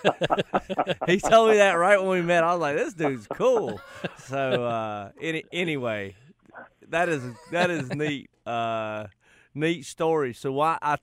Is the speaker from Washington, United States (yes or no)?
no; Charlotte, North Carolina, United States; I'm from Charlotte